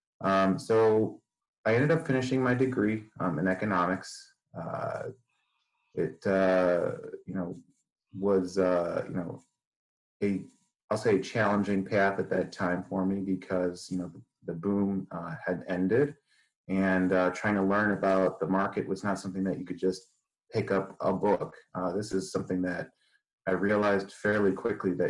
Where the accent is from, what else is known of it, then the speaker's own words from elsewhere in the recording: 3 miles north of Westmont practice, Illinois, United States; also born or lived in Chicago / Detroit; I grew up actually just about 3 miles north of the practice that I'm at right now